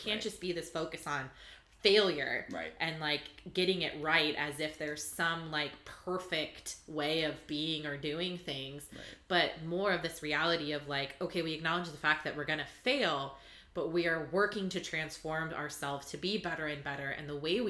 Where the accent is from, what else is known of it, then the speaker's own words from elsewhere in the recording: Orange County, California, United States; I grew up in Orange County, California